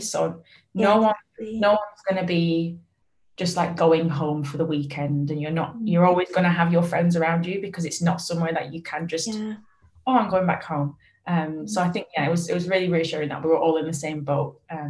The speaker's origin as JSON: {"language": "English", "town": "Falmouth", "region": "South West England", "country": "United Kingdom", "said": "even at Fiasco, we're a very small team, and there's three of us from Falmouth, so you'll find someone."}